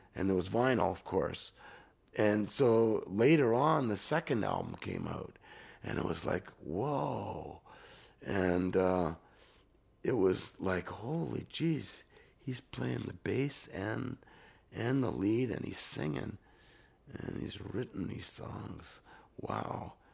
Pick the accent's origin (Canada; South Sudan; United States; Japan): Canada; as a Canadian musician